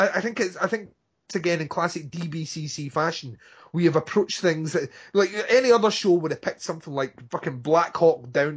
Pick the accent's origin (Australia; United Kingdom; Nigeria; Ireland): United Kingdom; Scotland; I want it read out in my eulogy, which you will read out because I'm Scottish